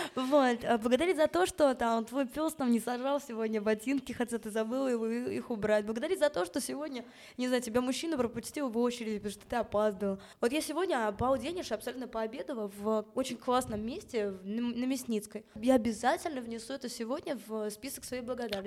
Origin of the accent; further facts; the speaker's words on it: Moscow, Russia; moved away; also born or lived in Israel / England; я родилась в Москве. Родители тоже родились в Москве